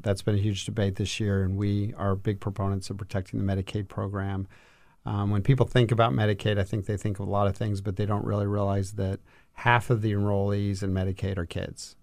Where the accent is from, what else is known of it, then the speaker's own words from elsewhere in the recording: El Paso, Texas, United States; moved away as an adult; now in Washington, D.C., United States; I grew up in El Paso, Texas, and worked in state government